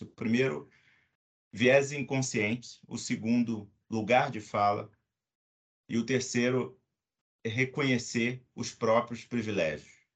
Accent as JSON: {"language": "Portuguese", "region": "Rio de Janeiro", "country": "Brazil", "moved": "yes", "lives_now": "São Paulo, Brazil", "said": "sou carioca"}